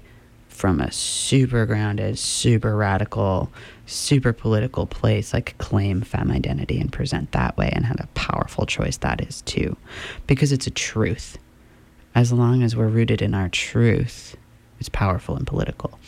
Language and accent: English; Midcoast, Maine, United States; I grew up in Midcoast, Maine, in a relatively liberal town.